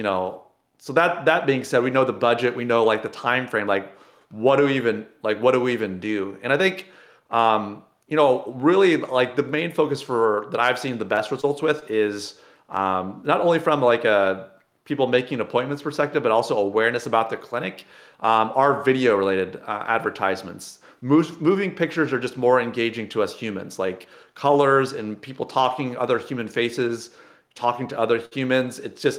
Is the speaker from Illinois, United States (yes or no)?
yes; Illinois, United States; I grew up near Sydney, Illinois, right?